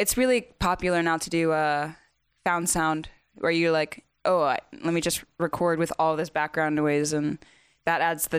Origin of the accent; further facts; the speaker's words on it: the South, United States; I'm from the south